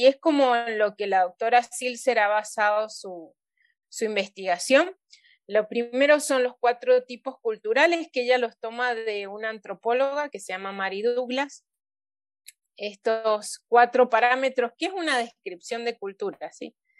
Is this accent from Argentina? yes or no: yes; Mendoza, Argentina; also born or lived in Papua New Guinea